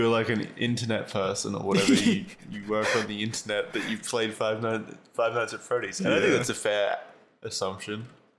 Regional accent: Gold Coast, Queensland, Australia; We have a SeaWorld over here. It was in my hometown.

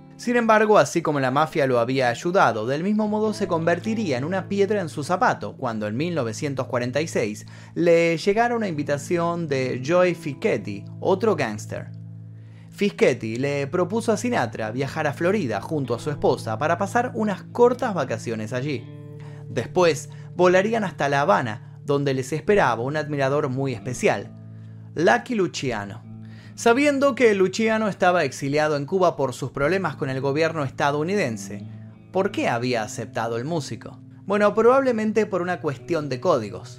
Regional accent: Argentina; mi país, en Argentina

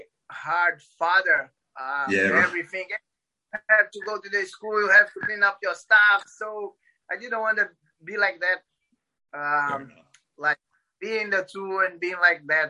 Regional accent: Paraíba, Brazil; English is a second language; moved away as an adult; also born or lived in Recife, Brazil; now in Florianópolis, Brazil; I'm originally from Paraíba, states in up north. But when I married, I moved to Recife.

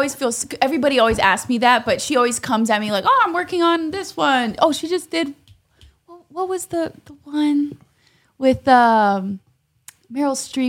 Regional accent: Ashland, Oregon, United States; moved away as an adult; also born or lived in Bay Area; now in Los Angeles, United States; I was from Ashland, then I went to school in the Bay Area

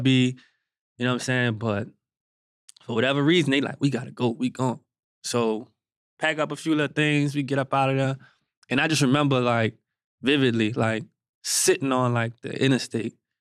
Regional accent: Gretna, Louisiana, United States; I'm from Gretna, uh, Louisiana

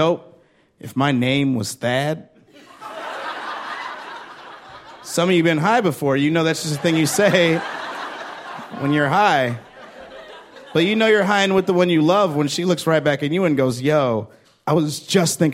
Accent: Chicago, Illinois, United States; I'm from Chicago

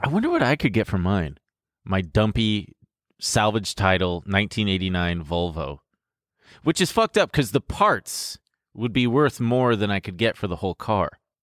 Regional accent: Long Beach, California, United States; My hometown, Long Beach

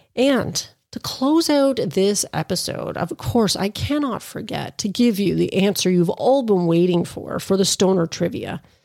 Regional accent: Canada; as a Canadian

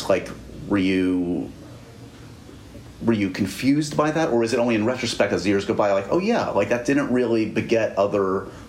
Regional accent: New York City, New York, United States; as a New Yorker, as a born-bred New Yorker

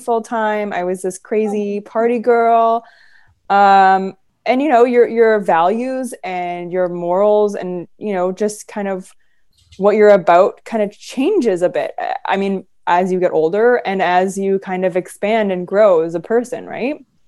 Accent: Vancouver, British Columbia, Canada; moved away as an adult; also born or lived in Los Angeles; I'm originally from Vancouver and my family is all here

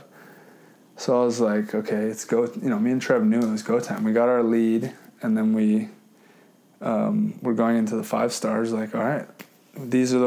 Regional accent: Hawaii, United States; I grew up in Hawai’i

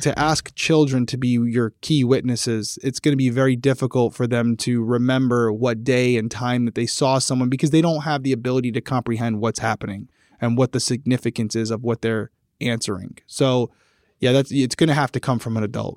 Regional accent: Rhode Island, United States; I'm from Rhode Island.

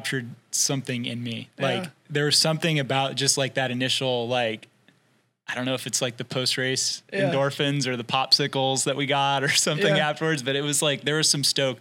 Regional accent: Tennessee, United States; moved away as an adult; also born or lived in Washington, D.C.; now in Portland, United States; growing up in Tennessee

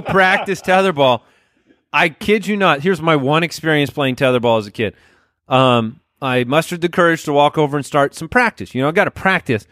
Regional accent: Arizona, United States; we grew up in Arizona where it was one hundred twenty degrees outside

